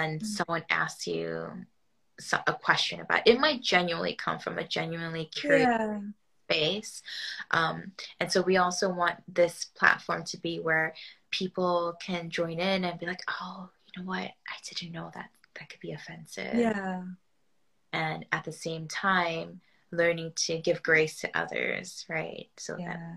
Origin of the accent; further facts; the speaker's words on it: New York, United States; moved away as an adult; also born or lived in Argentina; now in United Kingdom; I grew up in New York